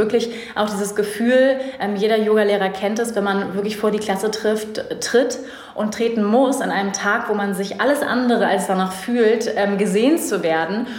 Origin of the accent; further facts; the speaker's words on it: Germany; moved away as an adult; also born or lived in Bali; die Werte, die wir als Deutsche mitgekriegt haben